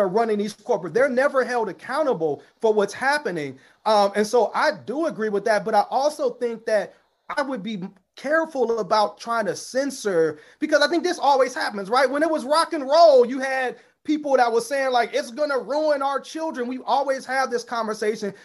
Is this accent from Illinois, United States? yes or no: yes; Chicago, Illinois, United States; I'm coming from the South Side of Chicago